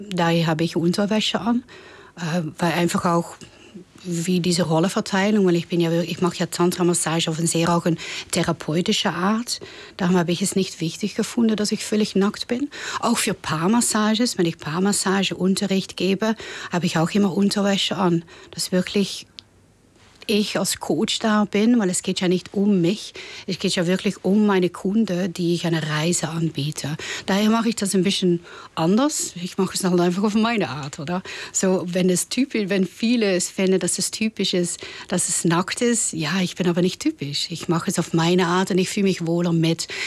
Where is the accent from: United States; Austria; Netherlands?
Netherlands; German is a second language; ich meine, ich komme aus den Niederlanden. Ich bin sehr experimentierfreudig